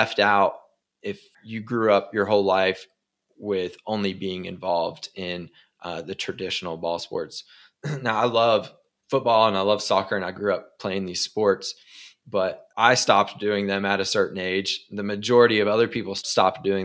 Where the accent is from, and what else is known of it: Beckley, West Virginia, United States; born or raised there